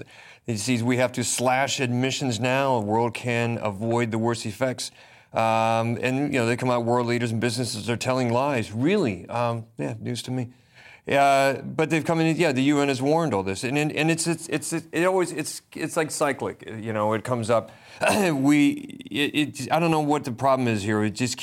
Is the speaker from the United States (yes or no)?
yes; Pacific Northwest, United States; I'm obviously American. I go back to America, and I'm from the Northwest, where people drive the largest, most expensive pickup trucks they can possibly find.